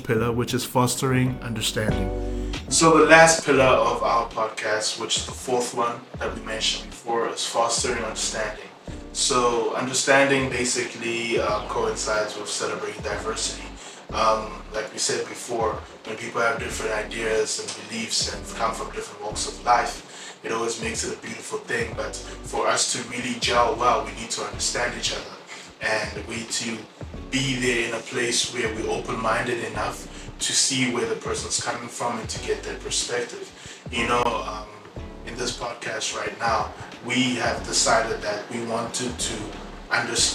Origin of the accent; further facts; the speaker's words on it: South Africa; moved away as an adult; also born or lived in Congo; now in Europe; I was living in South Africa for the better part of my life, but originally I'm from Congo, and I moved to Europe a few years ago.